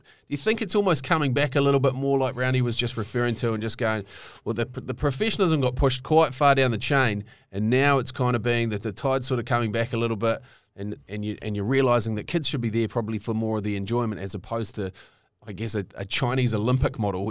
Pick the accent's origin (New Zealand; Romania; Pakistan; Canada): New Zealand; I grew up in Rauhuru